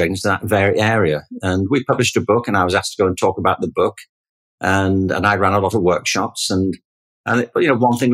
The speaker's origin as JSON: {"language": "English", "town": "Liverpool", "region": "North West England", "country": "United Kingdom", "tie": "born or raised there", "said": "I grew up in Liverpool in England in the 1950s and 1960s."}